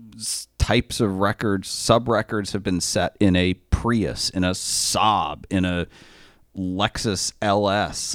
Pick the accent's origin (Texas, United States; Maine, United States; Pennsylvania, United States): Maine, United States; moved away; I grew up in Maine